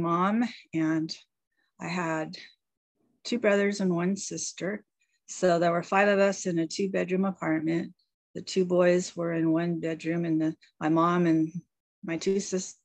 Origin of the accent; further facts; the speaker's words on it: Bay Area, California, United States; moved away as an adult; now in Washington State, United States; I'm originally from California mostly. I was in the Bay Area. I lived there from the age of 5 till about 26.